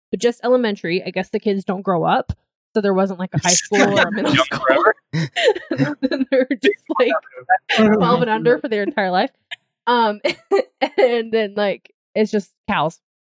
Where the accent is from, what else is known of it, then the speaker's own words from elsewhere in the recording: Georgia, United States; moved away as an adult; since I grew up in Georgia